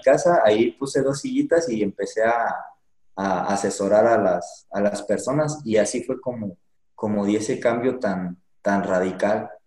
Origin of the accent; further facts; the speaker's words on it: Pénjamo, Guanajuato, Mexico; moved away as an adult; now in Michoacán, Mexico; yo soy de Pénjamo, Guanajuato. Ahí es donde nací y me actualmente estoy aquí en Michoacán, llevo poquito